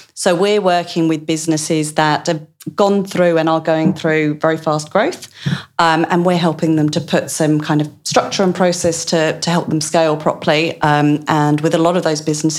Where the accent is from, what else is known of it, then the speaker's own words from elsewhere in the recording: East of England, United Kingdom; accent: Essex, Australianised; moved away as an adult; now in Australia; So this is why my accent got Australianised quite so quickly, because the Essex lilt and the Australian, it kind of just melds.